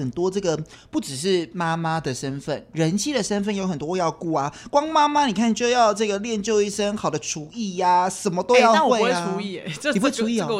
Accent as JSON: {"language": "Chinese", "region": "Kaohsiung", "country": "Taiwan", "tie": "born or raised there", "moved": "yes", "said": "从我的家乡高雄上来"}